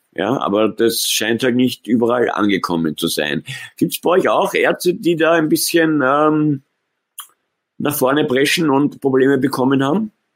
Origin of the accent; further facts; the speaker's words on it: Austria; Bei uns in Österreich